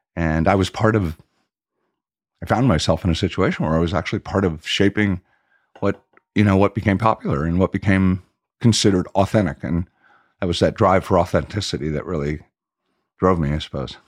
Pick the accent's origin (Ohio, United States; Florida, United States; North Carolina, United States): Florida, United States; Miami; moved away as an adult; also born or lived in Washington, D.C. / Europe; I grew up in Southwest Miami, which was the gateway, I think, to the Everglades